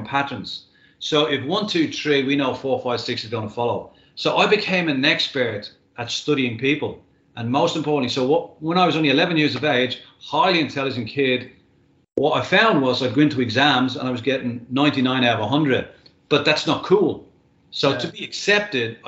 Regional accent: Dublin, Leinster, Ireland; moved away as an adult; now in Australia; when I was growing up in Dublin

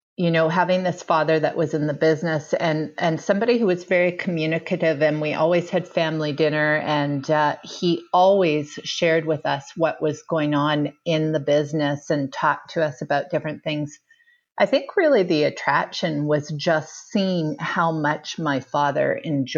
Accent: Vancouver, British Columbia, Canada; I grew up in Vancouver, British Columbia

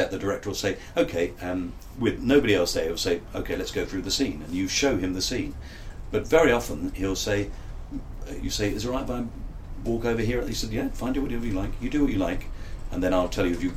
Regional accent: London, United Kingdom; accent: Cockney; I come from Bermondsey, that's where I come from

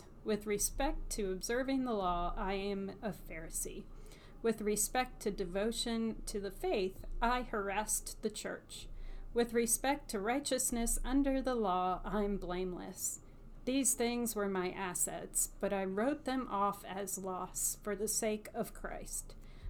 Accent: the South, United States; accent: Southern; my Southern accent.

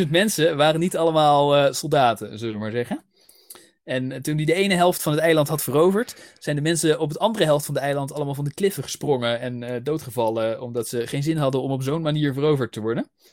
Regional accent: Netherlands; accent: Dutch; mijn Nederlandse accent

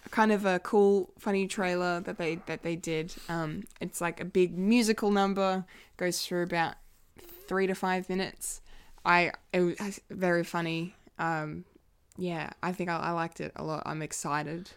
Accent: Bendigo, Victoria, Australia; born or raised there

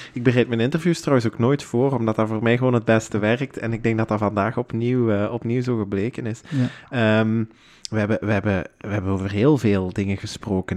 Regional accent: Houthalen-Helchteren, Flanders, Belgium; wij zijn allebei van Hoytalen

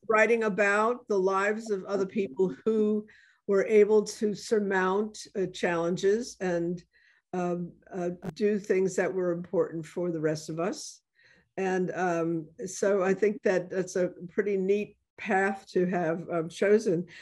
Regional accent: New York City, New York, United States; moved away; my uh, childhood in the Bronx

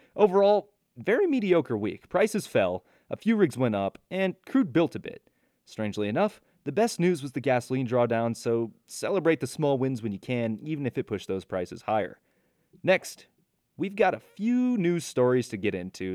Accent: Iowa, United States; my home state of Iowa

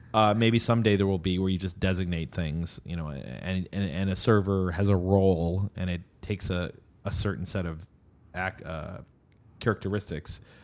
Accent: United States; now in Austin, United States; I'm an American

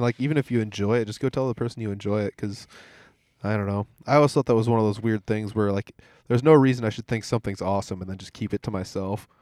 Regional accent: Humboldt, Iowa, United States; I'm from Humboldt

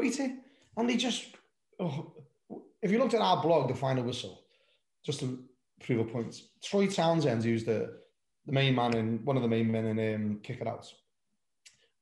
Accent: Liverpool, North West England, United Kingdom; moved away as an adult; now in Somerset, United Kingdom; when I was Liverpool, born and bred in Anfield, I've lived down in Somerset now for 30 odd years, longer than I was in Liverpool

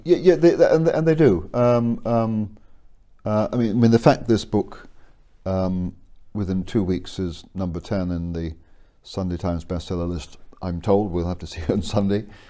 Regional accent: England, United Kingdom; moved away; also born or lived in Scotland; I was born in Scotland and educated in England.

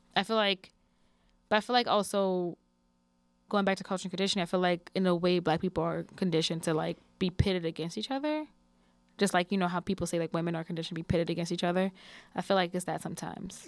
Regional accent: New Orleans, Louisiana, United States; also born or lived in Houston, Texas; I always feel like I'm from New Orleans, from New Orleans.

